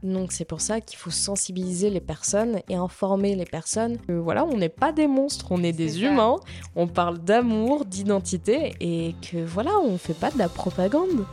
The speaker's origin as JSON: {"language": "French", "town": "Nantes", "region": "Pays de la Loire", "country": "France", "tie": "born or raised there", "said": "je suis euh, de Nantes depuis ma naissance"}